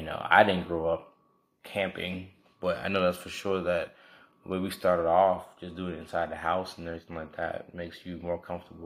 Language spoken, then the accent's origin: English; the Dirty South, United States; I'm from the Dirty Dirty